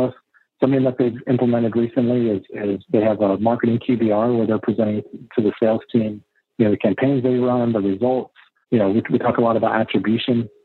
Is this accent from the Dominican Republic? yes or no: no; Austin, Texas, United States; I'm actually born and raised in Austin